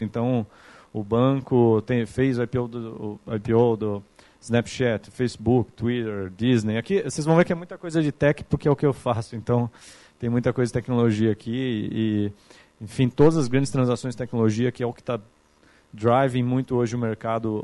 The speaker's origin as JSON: {"language": "Portuguese", "town": "Capivari", "region": "São Paulo", "country": "Brazil", "moved": "as an adult", "lives_now": "São Paulo, Brazil", "said": "eu sou de uma cidade aqui do interior de São Paulo que chama Capivari, que é do lado de Piracicaba"}